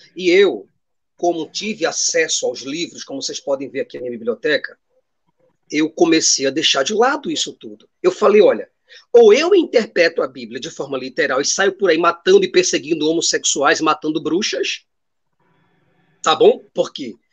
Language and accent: Portuguese; Recife, Pernambuco, Brazil; Eu sou daqui do Recife, Pernambuco